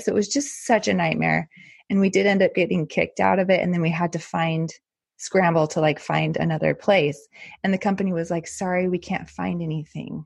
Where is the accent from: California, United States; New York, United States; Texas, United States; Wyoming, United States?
Texas, United States; El Paso; moved away as an adult; now in Netherlands; I grew up in El Paso, Texas, which is right on the border of Mexico.